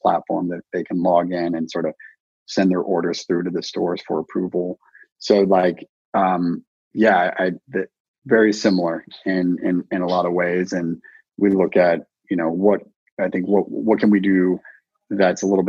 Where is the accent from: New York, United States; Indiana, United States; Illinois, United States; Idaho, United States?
Idaho, United States; moved away as an adult; also born or lived in West Coast; I grew up in Idaho. I kind of split time. I'm more of a West Coast guy.